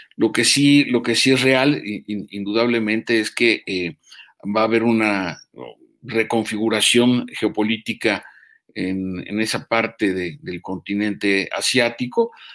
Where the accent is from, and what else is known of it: Mexico